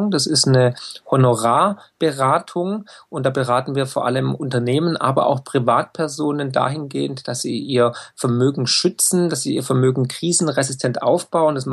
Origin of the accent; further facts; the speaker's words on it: Baden-Württemberg, Germany; Ich bin äh, Schwabe und Ökonom.